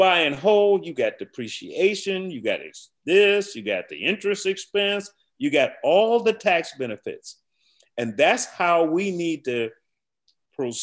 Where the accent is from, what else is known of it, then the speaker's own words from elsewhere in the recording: Chicago, Illinois, United States; moved away; I grew up in Chicago